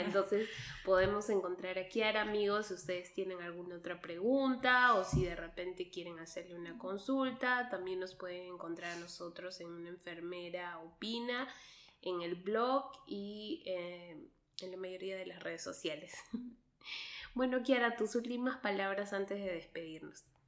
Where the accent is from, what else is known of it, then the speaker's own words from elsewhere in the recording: Peru; also born or lived in Quebec, Canada; now in Switzerland; vengo de Perú, pasando por Canadá